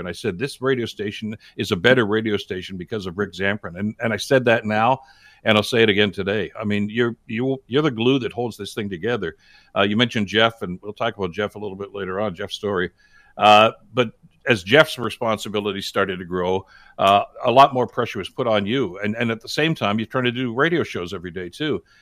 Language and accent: English; Hamilton, Ontario, Canada; if you were born and raised in Hamilton, like I was